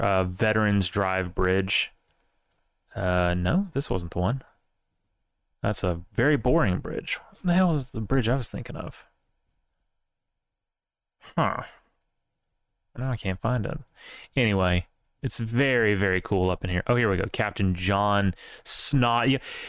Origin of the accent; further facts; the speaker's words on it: Alabama, United States; I mean, we're from Alabama. Not like an ancestral... a couple of generations back, but we were there for a very long time.